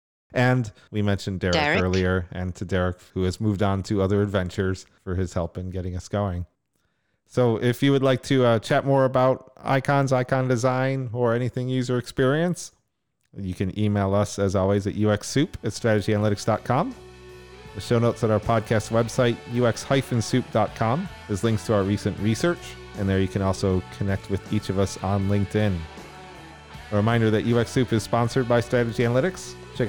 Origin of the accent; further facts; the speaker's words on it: Northeast, United States; So when I was growing up in Northeast US.